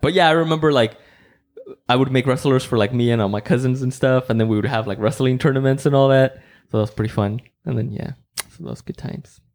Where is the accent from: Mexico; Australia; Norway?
Mexico; English is a second language; moved away; growing up in Mexico